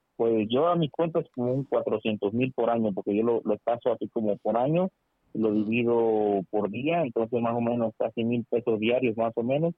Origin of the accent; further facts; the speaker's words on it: Veracruz, Mexico; now in Delaware, United States; soy de Veracruz, pero yo resido acá en el estado de Delaware, en Estados ah, Unidos.